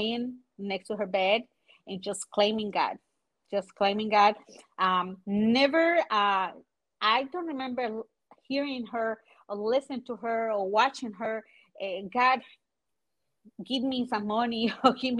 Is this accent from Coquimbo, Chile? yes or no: yes; La Serena, Coquimbo, Chile; English is a second language; now in United States; I born in The city is called La Serena. It's about 5 hours north from the capital, which is Santiago. I'm the oldest of three, all girls. I grew up in a house of entrepreneurs